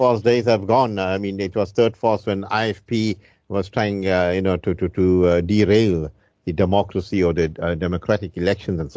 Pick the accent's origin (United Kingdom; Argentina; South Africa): South Africa; as a South African